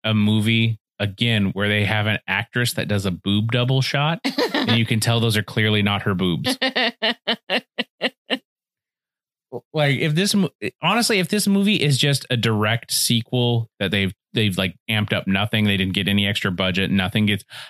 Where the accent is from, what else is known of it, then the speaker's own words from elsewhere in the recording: United States; I am an American. I'm not going to do that conversion.